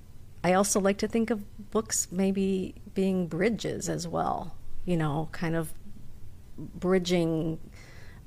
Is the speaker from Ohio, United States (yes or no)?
no; Waukegan, Illinois, United States; I'm originally from Waukegan, born and raised